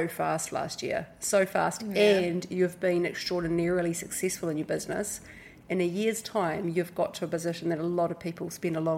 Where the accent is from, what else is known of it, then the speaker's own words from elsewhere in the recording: Hawke's Bay, New Zealand; moved away as an adult; now in Indonesia; We grew up in Hawke's Bay, New Zealand, came over to Indonesia.